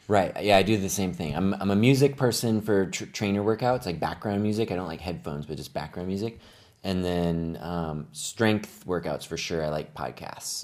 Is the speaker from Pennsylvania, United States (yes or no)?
no; Phoenix, Arizona, United States; moved away; I grew up here in the Phoenix area